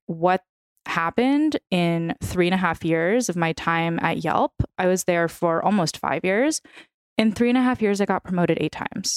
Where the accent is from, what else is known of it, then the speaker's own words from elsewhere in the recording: San Francisco, California, United States; first language Russian; English is a second language; moved away as an adult; also born or lived in New York; now in Los Angeles, United States; My entire family is from Ukraine, meaning my first language was Russian, so I'm fluent in Russian. Um, I'm from San Francisco